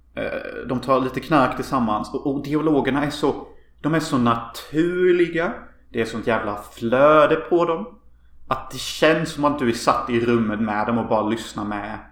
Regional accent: Hyltebruk, Halland County, Sweden; vi växte upp i Hyltebruk

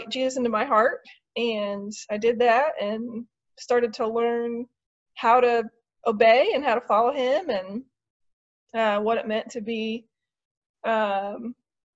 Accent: Marysville, Ohio, United States; moved away as an adult; also born or lived in Dayton, Ohio; now in Kent, United States; I was born in Dayton, but I grew up in Marysville, graduated from Marysville High School

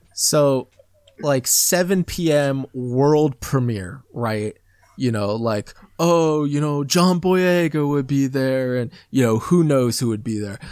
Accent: Midwest, United States; accent: American; I grew up in the Midwest

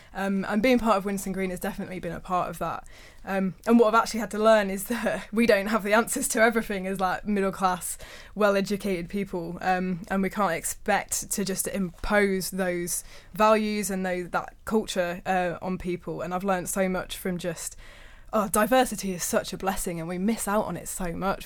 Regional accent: Birmingham, West Midlands, United Kingdom; back to my hometown of Birmingham.

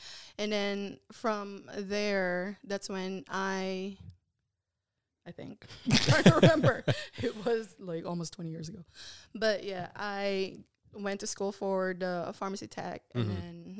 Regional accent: Chicago, Illinois, United States; now in Texas, United States; I'm from Chicago. I moved to Texas like 3 years later.

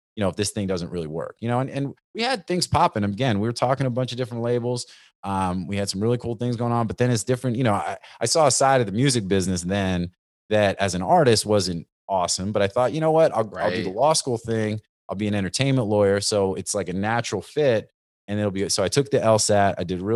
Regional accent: Northeast, United States; You know, I grew up in the Northeast, East Coast, you know, rap, cypher, freestyle, all that kind of stuff.

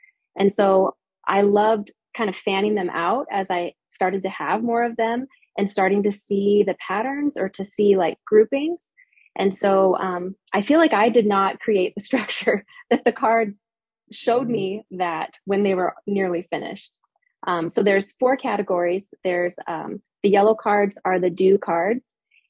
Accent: Midwest, United States; also born or lived in Utah; I was born in Utah. My parents were many generations of Mormons. They left the church when I was 8. And so we had this huge schism in our family. We moved far away to Wisconsin. So I grew up all over the Midwest.

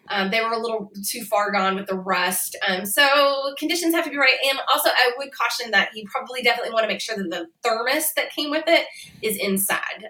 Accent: Indiana or Kentucky, Midwest, United States; moved away as an adult; I grew up in the Midwest, kind of on the border of the South

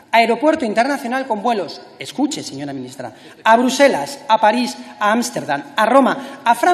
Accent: Aragon, Spain; Yo, como aragonés

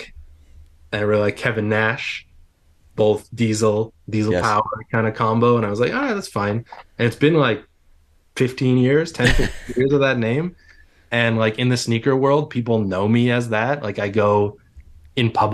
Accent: Calgary, Alberta, Canada; I'm from Calgary

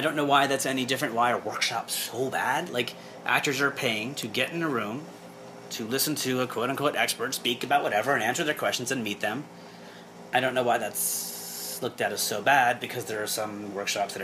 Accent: New York, United States; I'm from New York

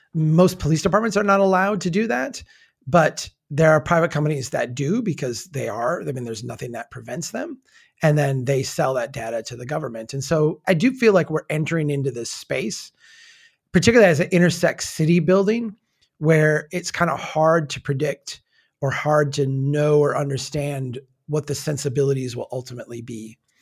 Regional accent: Minnesota, United States; accent: Minnesota way; as a Minnesotan who, you know, has a little bit of that in me where we talk, uh, in our Minnesota way

